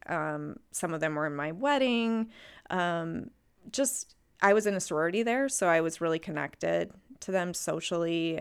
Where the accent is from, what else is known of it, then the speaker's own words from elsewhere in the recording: Texas, United States; moved away; also born or lived in Minnesota; I grew up in Texas